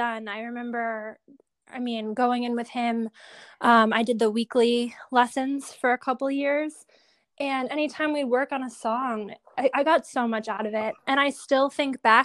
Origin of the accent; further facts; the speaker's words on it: Buffalo, New York, United States; I'm from Buffalo, New York. I started taking acting classes at Shays Performing Arts when I was maybe 7